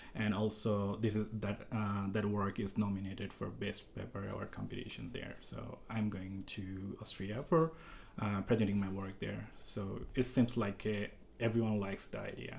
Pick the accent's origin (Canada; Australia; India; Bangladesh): Bangladesh; moved away as an adult; now in Utah, United States; I am originally from Bangladesh